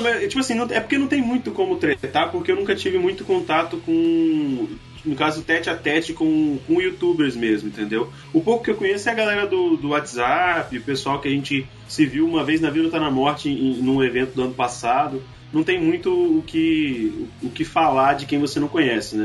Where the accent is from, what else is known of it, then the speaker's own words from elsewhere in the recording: Espírito Santo, Brazil; eu sou capixaba também